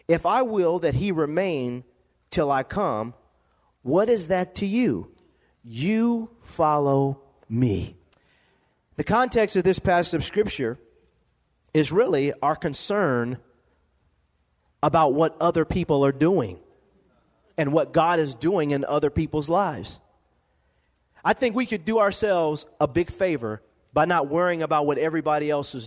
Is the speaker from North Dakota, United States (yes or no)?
no; Lompoc, California, United States; born or raised there